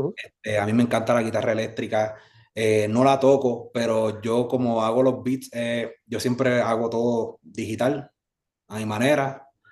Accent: Carolina, Puerto Rico; also born or lived in San Juan, Puerto Rico; yo nací en San Juan, Puerto mm. Rico, me crió en Carolina

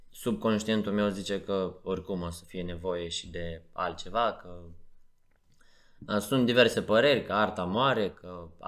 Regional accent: Chișinău, Moldova; Noi suntem din Chișinău și el a venit aici în România foarte devreme

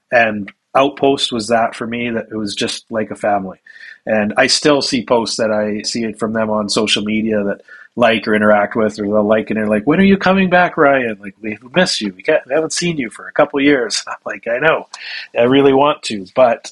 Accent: Canada; moved away as an adult; also born or lived in Calgary / Bali; I'm Canadian

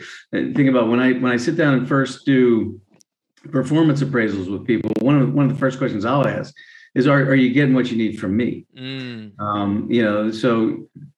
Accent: Maryland, United States; moved away; also born or lived in Chalfont, Pennsylvania; I grew up in Maryland

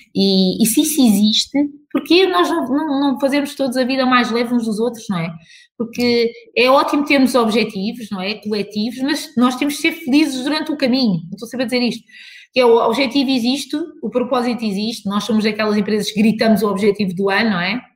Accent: Portugal; como portugueses

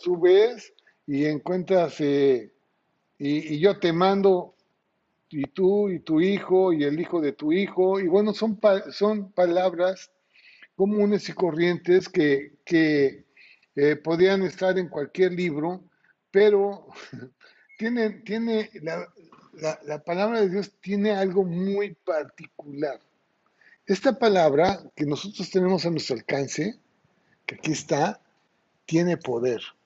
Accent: Mexico; now in Ciudad del Carmen, Mexico; nuestra cultura mexicana o como mexicanos

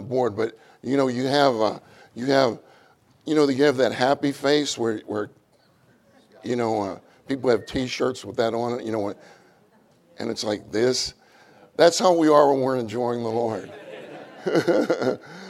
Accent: Pittsburgh, Pennsylvania, United States; moved away as an adult; also born or lived in Kansas / Houston / Dallas / Irving; I grew up in Pittsburgh, Pennsylvania. I grew up there

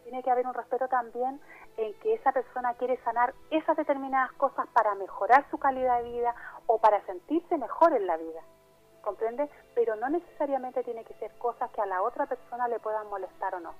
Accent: Chile; also born or lived in Altea, Spain; now in Spain; mi país, en Chile

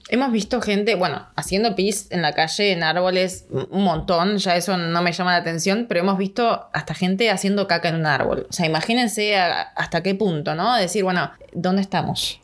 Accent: Argentina; moved away as an adult; also born or lived in Australia / New Zealand; Fuimos con el pasaporte italiano.

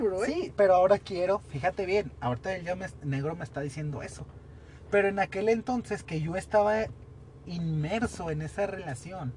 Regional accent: Ciudad Juárez, Chihuahua, Mexico; Somos de Juárez, casi la gran mayoría aquí trabaja en Maquila

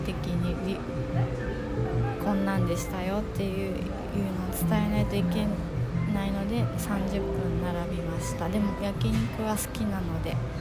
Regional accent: Osaka, Japan; now in Tokyo, Japan; 大阪出身で阪急沿線にしか、生きてませんでしたけど

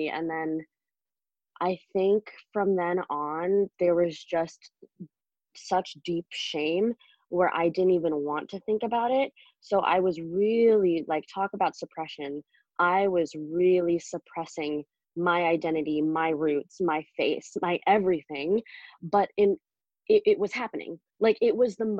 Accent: United States; born or raised there; also born or lived in China

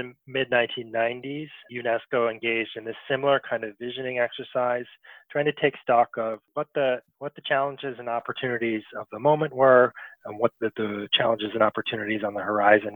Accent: United States; also born or lived in Paris, France / New York City, United States; I was born and raised here in the United States

